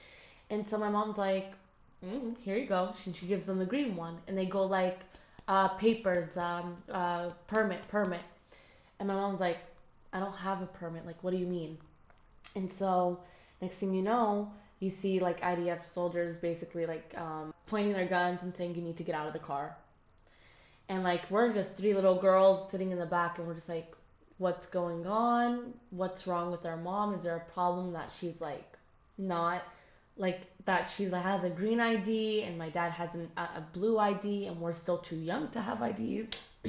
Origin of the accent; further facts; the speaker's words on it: United States; I don't have the same like accent as they do. And I'm sorry, I don't. I was born in the States. I don't like, and I lived there for a while, so obviously my accent's going to be awful